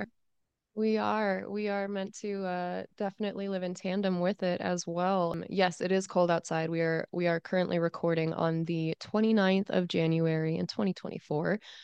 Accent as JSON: {"language": "English", "country": "United States", "said": "I am American."}